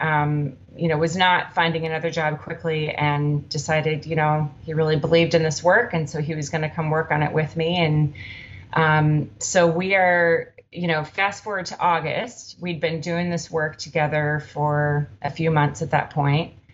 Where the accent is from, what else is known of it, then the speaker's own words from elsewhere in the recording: Minneapolis, Minnesota, United States; now in Oakland, United States; I'm from Minneapolis originally, but we've been in Oakland a long time.